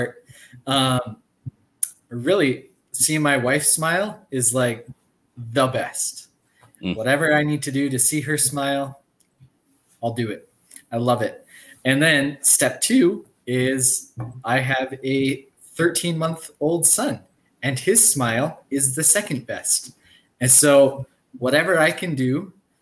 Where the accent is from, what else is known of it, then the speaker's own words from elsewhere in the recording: Canada; I am a Canadian, true and blue.